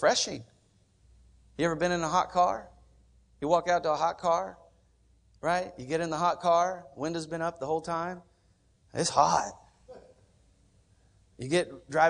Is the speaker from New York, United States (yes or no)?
no; Oklahoma, United States; I'm from Oklahoma